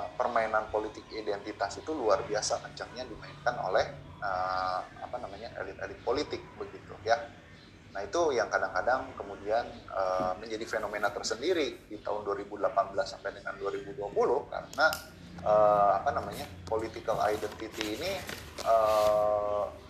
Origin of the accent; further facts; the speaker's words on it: West Java, Indonesia; saya orang Sunda